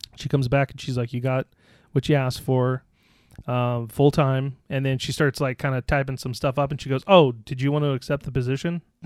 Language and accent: English; Scotland, United Kingdom; I'm Scottish.